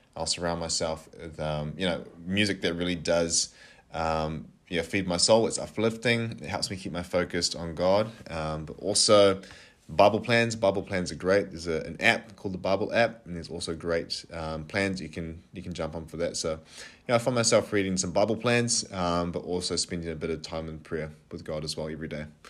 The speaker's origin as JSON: {"language": "English", "town": "Napier", "region": "Hawke's Bay", "country": "New Zealand", "moved": "as an adult", "lives_now": "Kapiti Coast, New Zealand", "said": "I am originally from Napier"}